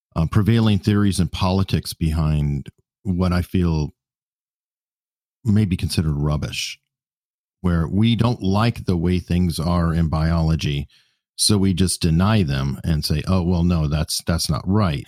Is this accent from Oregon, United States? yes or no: no; Tucson, Arizona, United States; now in Virginia Beach, United States; originally, I'm from Tucson, Arizona